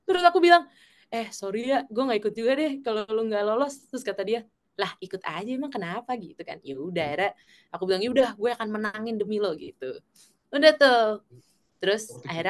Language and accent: Indonesian; South Korea; Indonesian is a second language; Jadi kita orang Korea kan terkenal kalau yang kayak gitu serius-serius dan